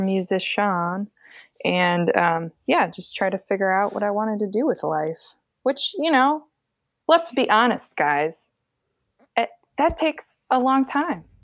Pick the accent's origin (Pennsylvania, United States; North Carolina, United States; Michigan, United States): Michigan, United States; Grand Rapids; moved away as an adult; also born or lived in Greenville, Illinois / St. Louis; I grew up in Grand Rapids, Michigan